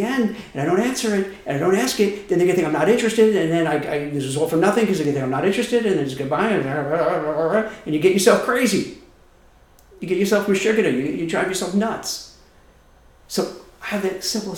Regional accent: New York, United States; I'm from New York and I talk really fast

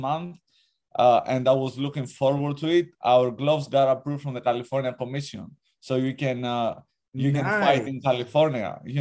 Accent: Greece; moved away; I'm from Greece, actually. I'm half Greek, half Albanian.

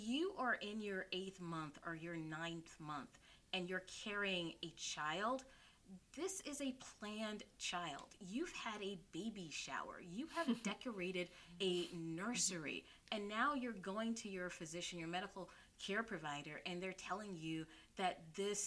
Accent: South Carolina, United States; now in New York, United States; I'm originally from South Carolina

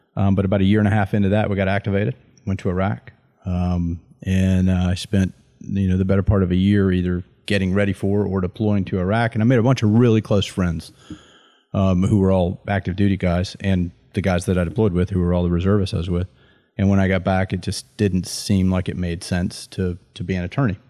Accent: Deep South, United States; all of my names are first names 'cause I'm from the Deep South

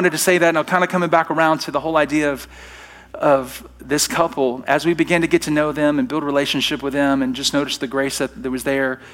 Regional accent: Alabama, United States; now in Treasure Valley, United States; I'm from Alabama

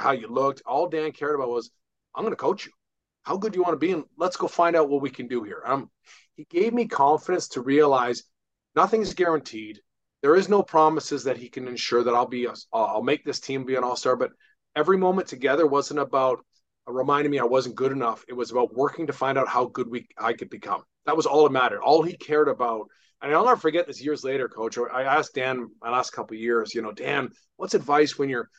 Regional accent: British Columbia, Canada; my hometown team, the BC Lions

